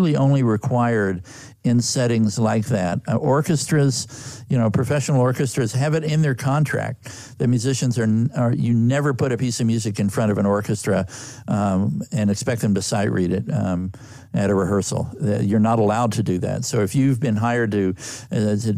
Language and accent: English; Texas, United States; moved away as an adult; also born or lived in California; I was raised in Texas